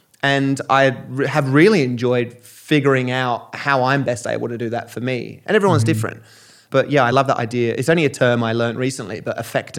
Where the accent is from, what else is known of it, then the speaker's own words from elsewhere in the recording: Australia; I've played a lot of rugby growing up in Australia.